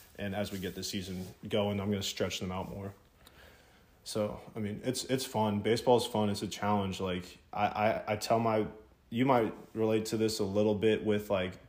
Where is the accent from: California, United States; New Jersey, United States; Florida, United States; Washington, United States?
Florida, United States; Jacksonville; also born or lived in South Carolina; I grew up in Jacksonville, been here my whole life, born and raised